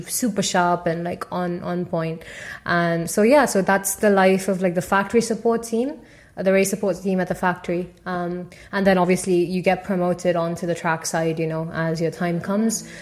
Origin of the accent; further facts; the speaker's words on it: Tamil Nadu, India; first language Tamil; English is a second language; moved away as an adult; also born or lived in Paris, France; now in Midlands, United Kingdom; my uh, state, which is Tamil Nadu